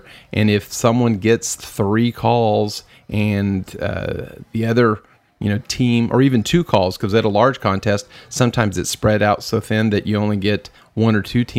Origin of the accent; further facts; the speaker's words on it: Texas, United States; we're from Texas